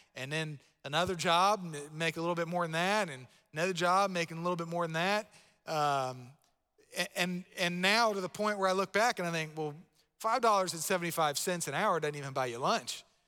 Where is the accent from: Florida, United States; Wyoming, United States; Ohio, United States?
Florida, United States; Palm Bay; I grew up in Palm Bay, Florida